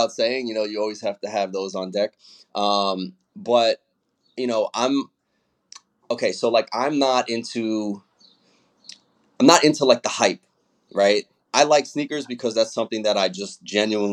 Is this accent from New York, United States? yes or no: yes; New York City, New York, United States; I'm from Brooklyn